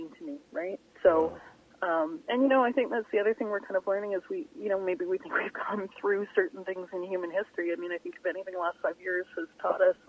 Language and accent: English; Vancouver Island, British Columbia, Canada; now in Vancouver, Canada; I grew up on Vancouver Island